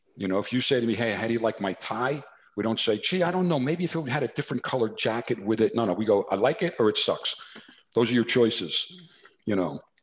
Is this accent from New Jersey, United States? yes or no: yes; New Jersey, United States; accent: New Jersey; my New Jersey accent